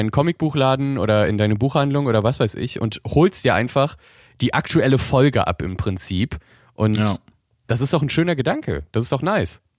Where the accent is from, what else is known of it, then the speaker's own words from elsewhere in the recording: Bochum, North Rhine-Westphalia, Germany; würde man bei uns in Bochum sagen.